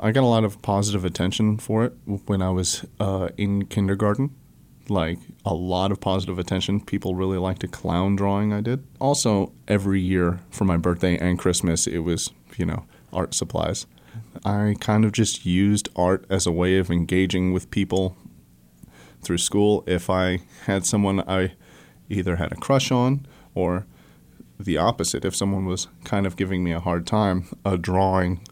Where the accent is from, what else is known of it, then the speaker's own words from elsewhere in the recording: Joplin, Missouri, United States; moved away as an adult; also born or lived in Escondido, California / Springfield, Missouri / Colorado; now in Fayetteville, United States; we moved to Joplin, Missouri when I was super young, so I was raised in the Southwest Missouri